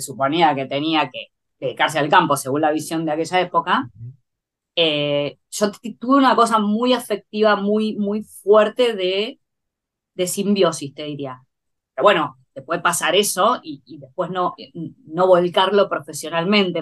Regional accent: Buenos Aires, Argentina; nací en Capital Federal

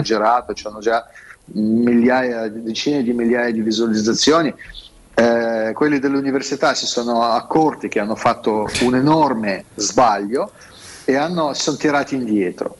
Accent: Russia; Italian is a second language; moved away as an adult; now in Italy; io sono russo

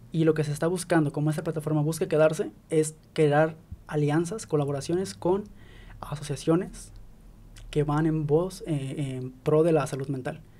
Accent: Mexico; somos mexicanos

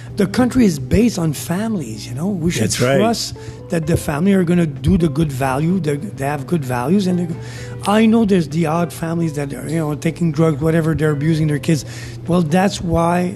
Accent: Canada

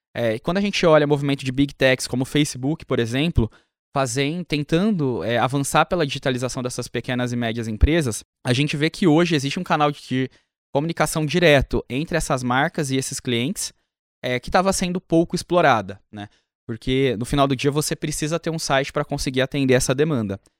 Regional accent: Ribeirão Preto, São Paulo, Brazil; eu sou do interior de São Paulo, Ribeirão Preto

